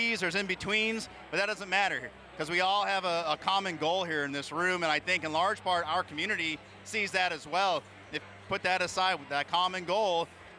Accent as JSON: {"language": "English", "region": "New Hampshire", "country": "United States", "said": "from the great Live Free or Die State, my hometown, or my home state"}